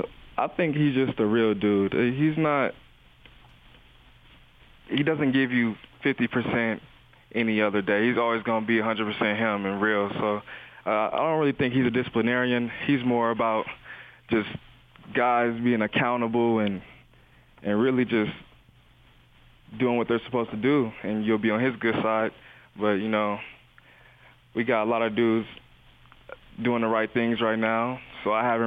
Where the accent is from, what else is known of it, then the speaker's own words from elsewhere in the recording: Las Vegas, Nevada, United States; I came from Las Vegas, coming to this small town where everything in Vegas is open 24 hours and everything out here closes around 9 or 10